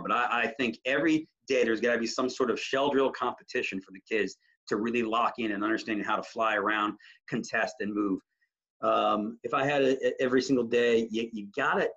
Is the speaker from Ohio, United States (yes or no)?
yes; Ohio, United States; now in Washington DC metro area, United States; I grew up in Ohio and to move here in the DMV